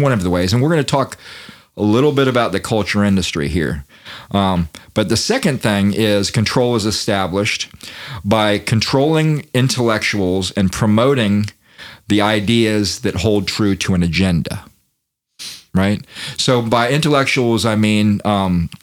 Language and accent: English; United States; I'm born here in America.